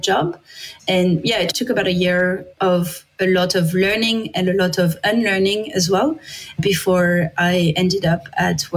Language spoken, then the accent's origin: English; France; English is a second language; moved away as an adult; I'm from France.